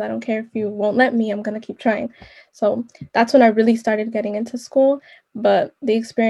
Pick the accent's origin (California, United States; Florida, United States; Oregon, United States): California, United States; San Diego; I grew up here in Southeast San Diego for a majority of my life.